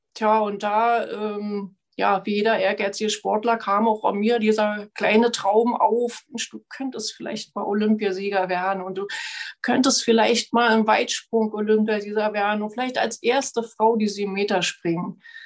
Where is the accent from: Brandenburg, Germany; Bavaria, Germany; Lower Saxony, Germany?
Brandenburg, Germany; Frankfurt; bei uns in Frankfurt-Oder